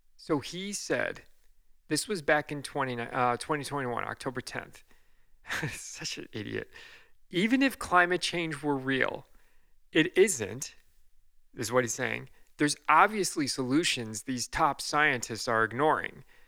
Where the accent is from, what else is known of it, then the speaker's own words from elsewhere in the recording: United States; I'm gonna just speak as an American citizen here